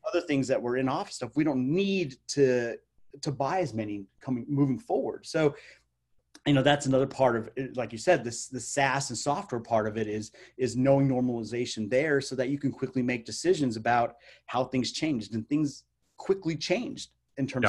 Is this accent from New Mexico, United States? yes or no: yes; Albuquerque, New Mexico, United States; Albuquerque, New Mexico, which is my hometown.